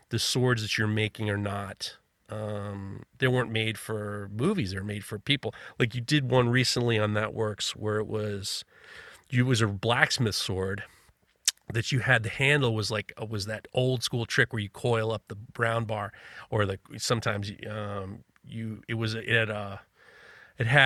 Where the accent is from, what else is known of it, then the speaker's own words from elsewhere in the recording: New York City, New York, United States; I'm growing up in New York City.